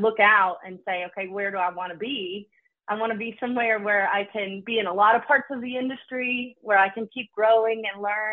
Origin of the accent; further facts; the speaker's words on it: Kentucky, United States; moved away as an adult; now in Detroit, United States; I was born in Kentucky